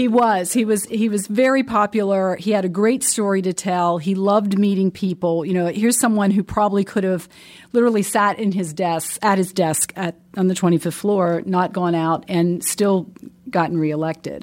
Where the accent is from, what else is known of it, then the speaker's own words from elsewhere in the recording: Pennsylvania, United States; moved away as an adult; also born or lived in West Lafayette, Indiana; now in Indianapolis, United States; I'm not from Indianapolis. So I'm from Pennsylvania and made my way to Indianapolis